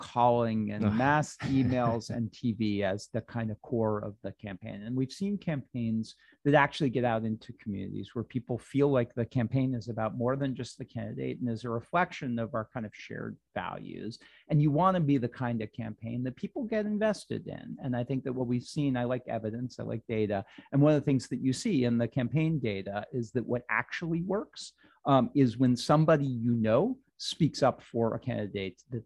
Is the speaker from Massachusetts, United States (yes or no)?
yes; Worcester County, Massachusetts, United States; I grew up in Worcester County